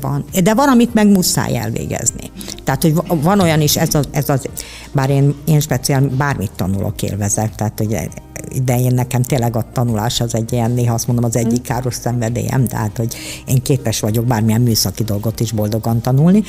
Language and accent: Hungarian; Budapest, Hungary; én egy pesti lány vagyok